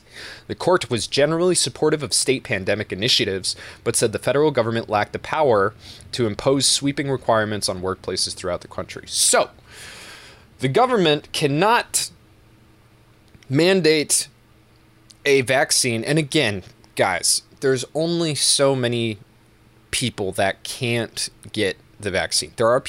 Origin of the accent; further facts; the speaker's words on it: Belchertown, Massachusetts, United States; Belchertown. M.A. size... was 55.37 square miles. It's one of the biggest towns in the state. And when I was growing up, the population was 15,000.